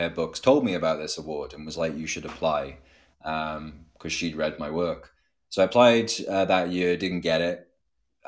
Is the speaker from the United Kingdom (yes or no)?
yes; Cardiff, Wales, United Kingdom; moved away as an adult; now in Scotland; I grew up in Cardiff, so it's like the capital